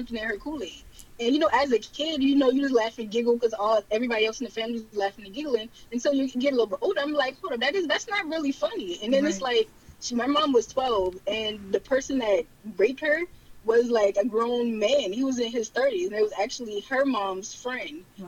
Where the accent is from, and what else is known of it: Charleston, South Carolina, United States; born or raised there; accent: Geechee